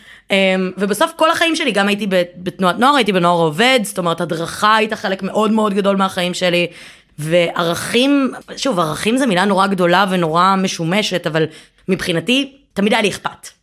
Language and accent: Hebrew; Givatayim, Tel Aviv District, Israel; גדלתי בגבעתיים